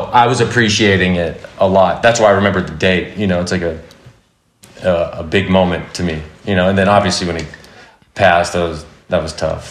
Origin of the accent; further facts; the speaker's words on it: Simi Valley, California, United States; I grew up in Simi Valley, California. I still live here. I've never moved